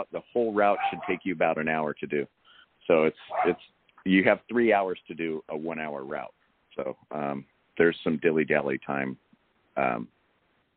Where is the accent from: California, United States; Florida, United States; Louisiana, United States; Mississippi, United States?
California, United States; Manhattan Beach; growing up in the South Bay